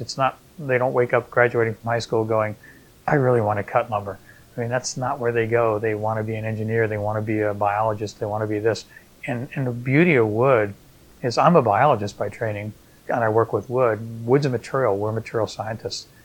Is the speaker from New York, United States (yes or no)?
yes; outside New York City, United States; now in Australia; I grew up outside New York City